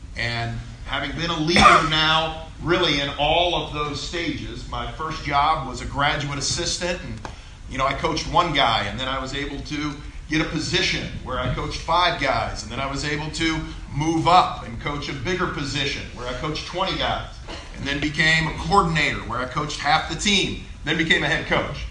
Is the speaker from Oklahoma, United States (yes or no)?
no; Columbia, Missouri, United States; I went to high school in Columbia